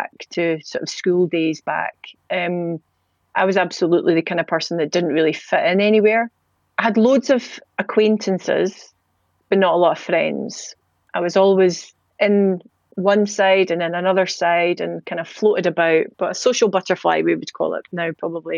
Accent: Edinburgh, Scotland, United Kingdom; accent: Scottish; We grew up in Leith in the 90s, which was mental

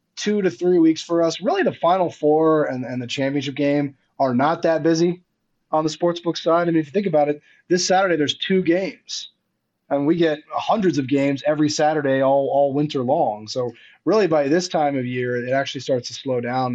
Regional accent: Washington, District of Columbia, United States; where the Wizards played, in my hometown.

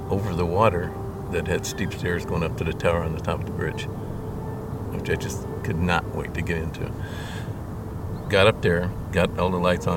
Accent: Fremont, California, United States; growing up in Fremont. Born in Fremont in 51.

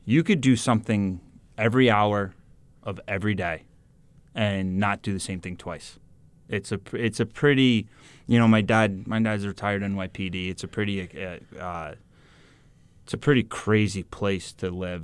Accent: New York City, New York, United States; moved away; also born or lived in Wisconsin; I'm more from Queens than New York, than Manhattan.

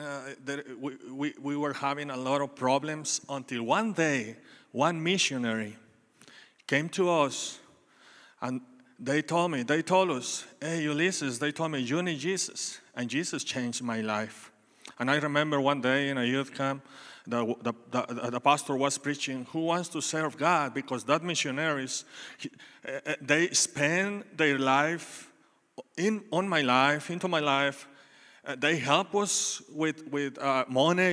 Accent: Mexico; English is a second language; moved away as an adult; now in Texas, United States; I was born in Mexico, and when I was eighteen years old, studying on my college

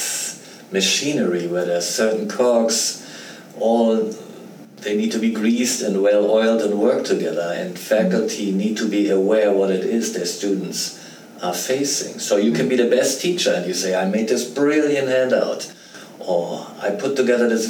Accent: Germany; moved away as an adult; I grew up in Germany, and I went through the German university system before I came over here

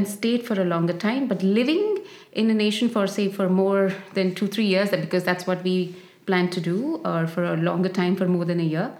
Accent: Bangalore, Karnataka, India; moved away as an adult; also born or lived in Mumbai, India; now in Milan, Italy; I'm from India. I lived most of my life in Bangalore. So I got married and I shifted to Mumbai. And yes, and marriage again took me to Milan

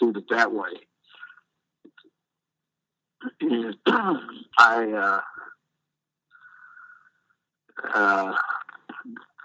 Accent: Ohio, United States; moved away as an adult; also born or lived in Milwaukee; when I went to Cleveland, I went back to my home state

